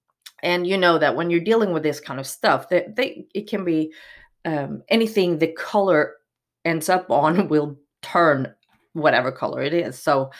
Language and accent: English; Miami, Florida, United States; born there; Well, seriously, I'm actually born in Miami, Florida, so I am American. I am a U.S. citizen from birth.